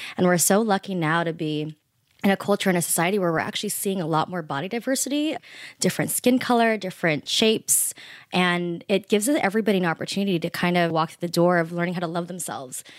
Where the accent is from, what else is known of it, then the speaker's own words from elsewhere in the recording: United States; I'm Filipino American, first generation born here